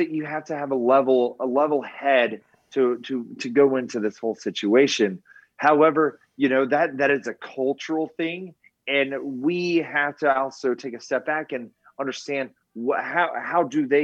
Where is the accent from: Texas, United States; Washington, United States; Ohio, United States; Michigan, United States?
Texas, United States; South; I grew up in South Texas